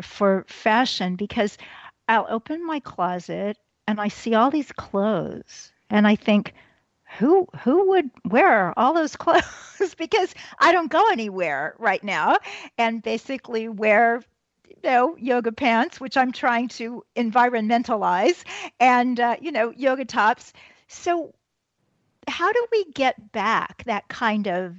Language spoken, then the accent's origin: English; Kansas City, Missouri, United States; also born or lived in London; my hometown of Kansas City